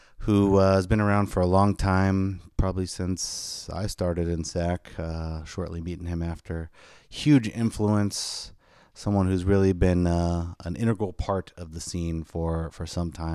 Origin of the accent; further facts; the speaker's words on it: East Bay, California, United States; now in Sacramento, United States; I'm from the super far East Bay